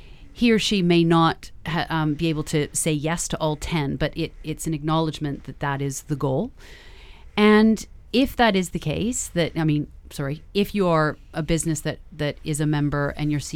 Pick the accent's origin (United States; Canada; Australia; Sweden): Canada; now in United Kingdom; I'm Canadian.